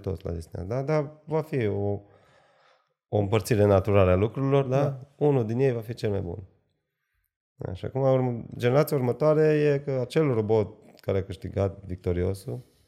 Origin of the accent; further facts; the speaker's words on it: Arad, Arad County, Romania; sunt din Arad